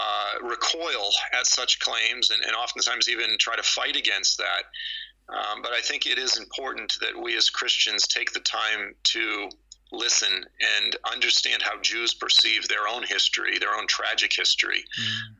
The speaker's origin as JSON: {"language": "English", "town": "Boston", "region": "Massachusetts", "country": "United States", "tie": "born or raised there", "said": "I was raised in Boston, and or south of Boston"}